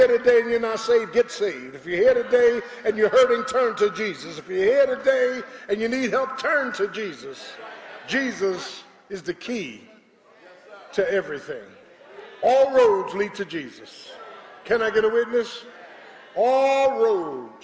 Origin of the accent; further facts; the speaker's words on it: Philadelphia, Pennsylvania, United States; when I was growing up in South Philly